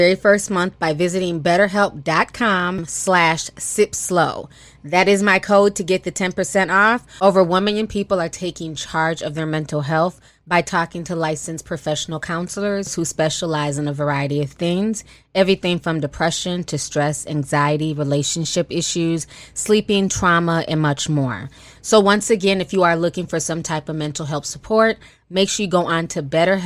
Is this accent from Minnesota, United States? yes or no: yes; Minneapolis, Minnesota, United States; also born or lived in the Carolinas; I grew up in the Twin Cities